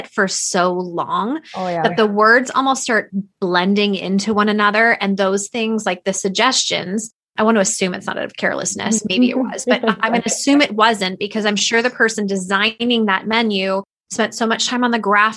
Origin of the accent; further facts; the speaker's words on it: Canada; I'm a Canadian business owner